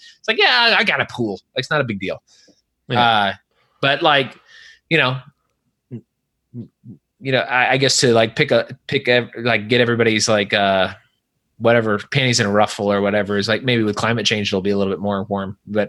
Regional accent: California, United States; also born or lived in Virginia; now in Dallas, United States; I grew up in California and granted I was in the foothills.

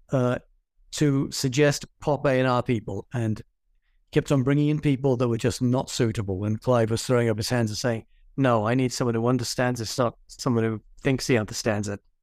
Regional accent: England, United Kingdom; moved away; I'm an English person

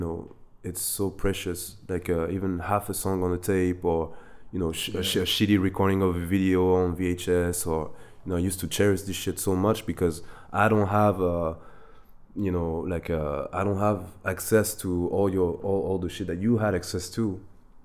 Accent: France; also born or lived in Germany / Ivory Coast / New York City, United States / Bangkok, Thailand; Grew up in France in Ivory Coast. I was born in Germany though, because my dad was working there.

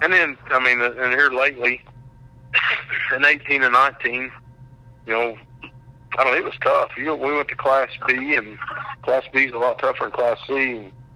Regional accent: Shattuck, Oklahoma, United States; I grew up in Shattuck's my hometown

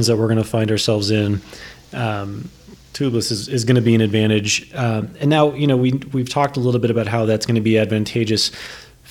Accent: New England, United States; I grew up in New England.

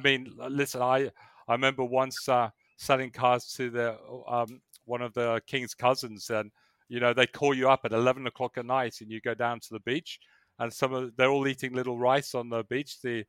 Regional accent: England, United Kingdom; moved away as an adult; also born or lived in south of Spain; I was born in England.

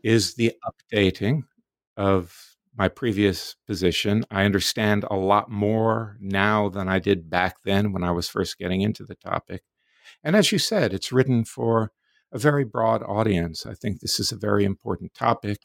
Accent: Florida, United States; also born or lived in New York City, United States; I grew up in the Deep South in Florida in the nineteen fifties and sixties

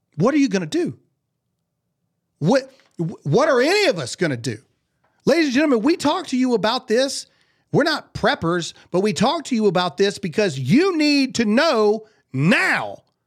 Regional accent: Mississippi, United States; I'm from Mississippi

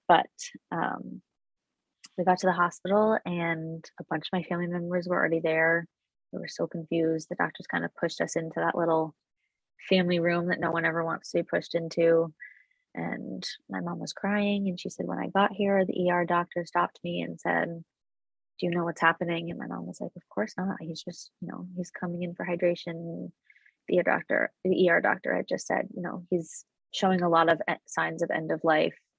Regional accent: Connecticut, United States; I'm from Connecticut

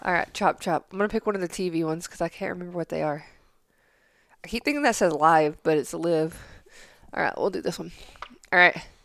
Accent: Tennessee, United States; growing up in Tennessee

